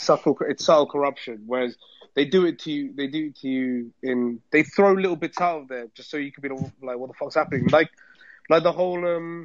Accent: Philippines; now in United Kingdom; So I'm from the Philippines

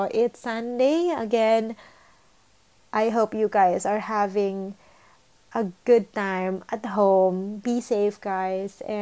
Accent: Philippines; moved away; And we are a Filipino.

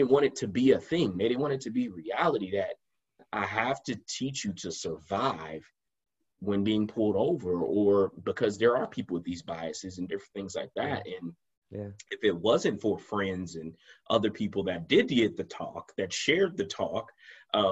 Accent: United States; as African American men in America

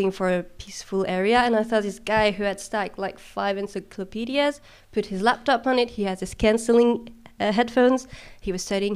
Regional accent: France; not in France, though, which is my home country.

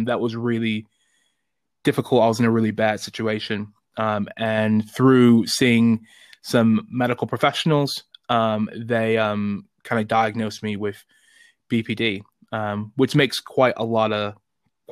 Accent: Chicago, Illinois, United States; moved away as an adult; also born or lived in North East England; now in United Kingdom; I'm originally from Chicago, Illinois, but I live in the great country of the United Kingdom for the last 8 years

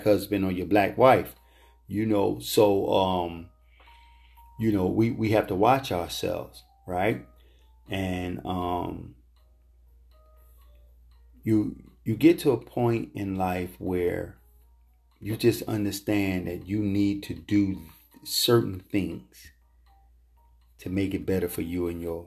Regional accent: United States; we facing here as black American, black men and women in this country

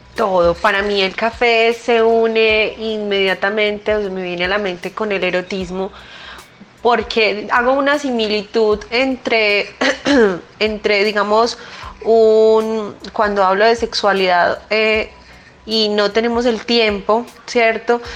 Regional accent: Colombia; nosotros como colombianos

